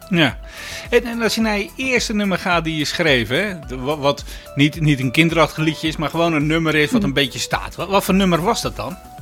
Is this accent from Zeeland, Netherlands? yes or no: yes; Zeeland, Netherlands; omdat ik uit Zeeland kom natuurlijk.